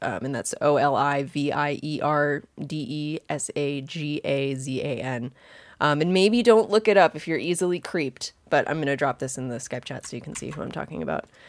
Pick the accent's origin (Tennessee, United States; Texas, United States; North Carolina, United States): North Carolina, United States; Wilmington; I grew up in Wilmington, North Carolina